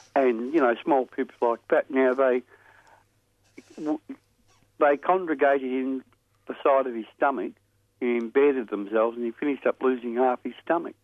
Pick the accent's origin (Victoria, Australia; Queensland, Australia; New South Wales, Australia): Victoria, Australia; Thornbury; where I grew up in Thornbury